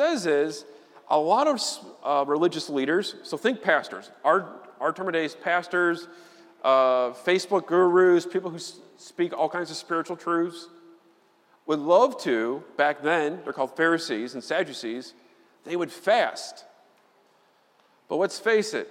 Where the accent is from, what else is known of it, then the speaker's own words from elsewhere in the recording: Chicago, Illinois, United States; I'm from Chicago